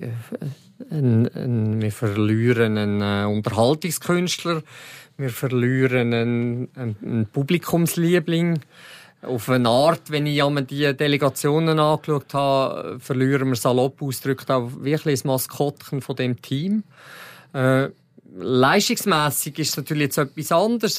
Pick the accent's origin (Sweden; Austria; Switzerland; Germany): Switzerland; als Schweizer